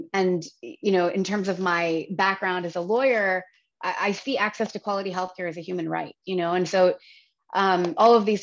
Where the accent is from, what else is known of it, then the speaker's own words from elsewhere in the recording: Virginia, United States; moved away; I was born and raised in the United States. I grew up in Virginia